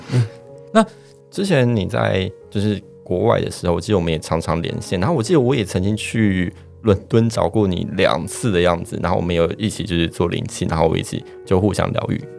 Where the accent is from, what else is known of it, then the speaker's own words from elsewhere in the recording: Taoyuan, Taiwan; 土生土长跟我一样桃园人